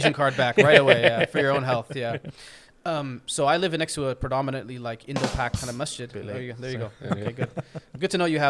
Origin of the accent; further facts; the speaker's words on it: Canada; This is just kind of my background. I mean, for me, I'm a Canadian Muslim.